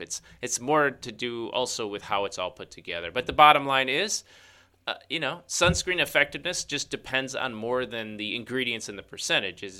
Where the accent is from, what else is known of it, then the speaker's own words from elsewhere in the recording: Chicago, Illinois, United States; that's my hometown